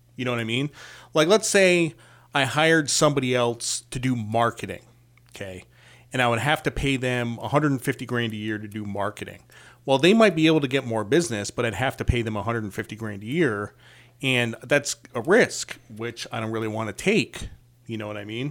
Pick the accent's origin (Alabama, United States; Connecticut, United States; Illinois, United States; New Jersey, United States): Connecticut, United States; I'm from Connecticut